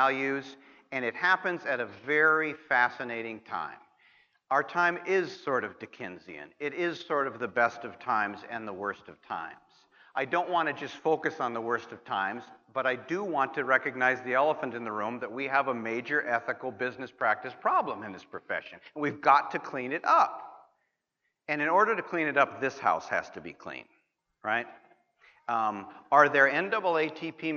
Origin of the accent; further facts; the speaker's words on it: Montana, United States; My home state of Montana